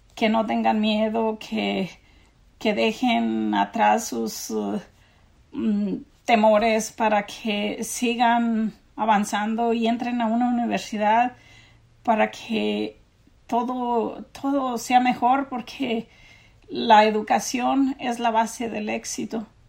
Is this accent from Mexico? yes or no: yes; Mexico; moved away as an adult; now in San Diego County, United States